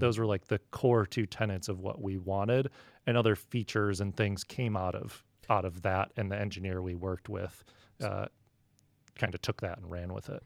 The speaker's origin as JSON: {"language": "English", "region": "Midwest", "country": "United States", "tie": "born or raised there", "moved": "yes", "lives_now": "San Diego, United States", "said": "I grew up in the Midwest"}